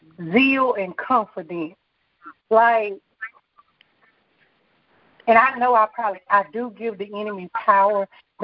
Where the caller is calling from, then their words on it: Hattiesburg, Mississippi, United States; Harrisburg, Mississippi.